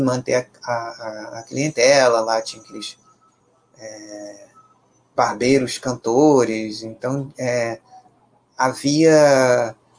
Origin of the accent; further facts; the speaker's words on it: Brazil; pela nossa própria ancestralidade enquanto brasileiros